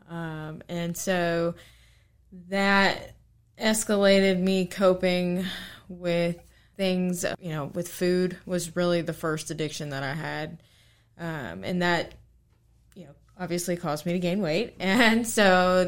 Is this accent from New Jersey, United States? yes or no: no; Harrisonburg, Virginia, United States; I grew up here in Harrisburg, Virginia